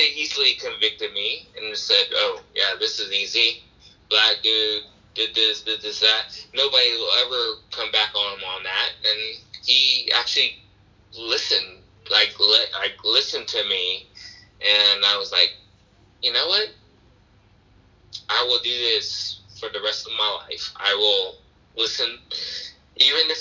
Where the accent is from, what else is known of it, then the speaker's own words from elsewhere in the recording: Oregon, United States; also born or lived in Portland; I'm from Oregon